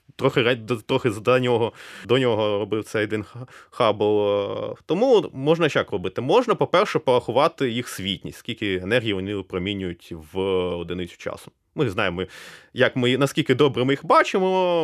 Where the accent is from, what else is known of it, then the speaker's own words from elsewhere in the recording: Kryvyi Rih, Dnipropetrovsk Oblast, Ukraine; moved away; also born or lived in Kyiv; Я виріс у Кривому Розі